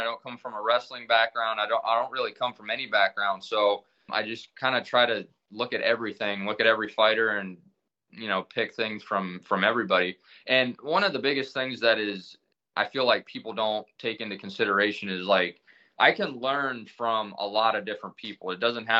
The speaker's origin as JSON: {"language": "English", "town": "Millersburg", "region": "Ohio", "country": "United States", "tie": "born or raised there", "said": "I moved back to my hometown, and I went to open up a barber shop"}